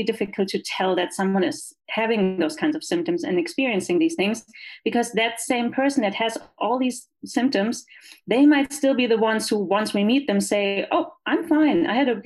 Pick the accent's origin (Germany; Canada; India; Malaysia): Germany; English is a second language; moved away as an adult; also born or lived in Los Angeles, United States; now in El Paso, United States; as you can tell from my accent, I am not from here. I'm from Germany.